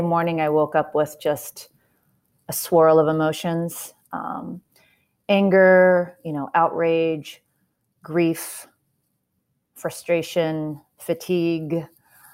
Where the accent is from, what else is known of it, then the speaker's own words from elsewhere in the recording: Los Angeles, California, United States; moved away as an adult; also born or lived in Bay Area, California; now in East Bay, United States; I'm a California native. I was born and raised in Los Angeles